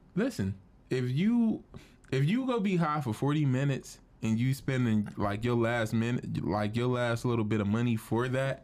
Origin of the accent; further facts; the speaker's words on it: Cleveland, Ohio, United States; I'm from Cleveland